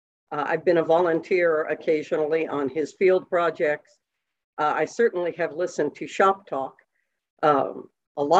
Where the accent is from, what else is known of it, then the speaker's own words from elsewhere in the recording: Washington, District of Columbia, United States; moved away as an adult; also born or lived in New York; I grew up in Washington, D.C.